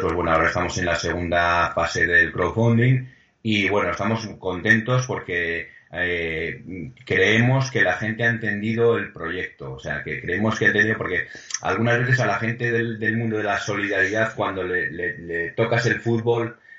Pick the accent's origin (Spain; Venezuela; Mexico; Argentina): Spain; Pamplona, Navarre; moved away; como somos de Pamplona